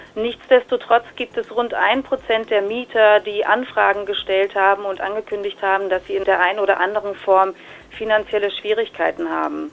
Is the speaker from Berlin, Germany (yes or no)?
yes; Berlin, Germany; als gebürtige Berlinerin